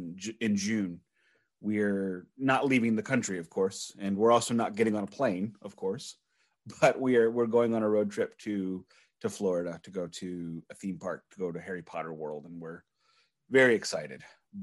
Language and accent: English; Canada; shoot me, I'm Canadian, because everyone hates us.